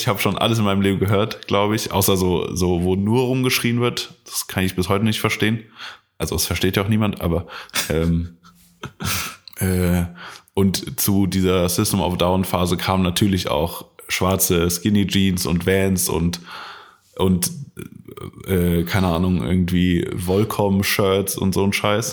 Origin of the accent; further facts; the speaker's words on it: Koblenz, Rhineland-Palatinate, Germany; bei uns in Koblenz gab es halt einen Laden